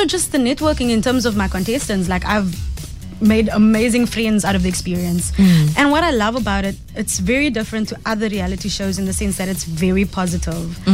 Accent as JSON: {"language": "English", "country": "South Africa", "also_born_or_lived": "Cape Town", "said": "as a South African artist"}